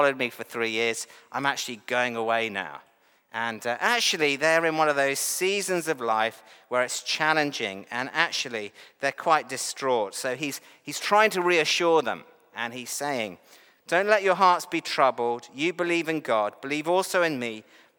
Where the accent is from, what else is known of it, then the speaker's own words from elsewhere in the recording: New Zealand; also born or lived in England; I actually have dual nationality, so I am a Kiwi. I'm also English.